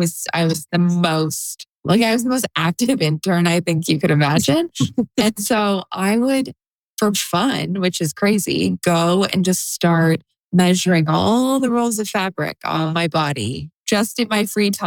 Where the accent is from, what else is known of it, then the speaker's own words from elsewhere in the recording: Toronto, Ontario, Canada; moved away as an adult; also born or lived in Montreal, Canada; now in New York City, United States; I'm Canadian and I grew up in Toronto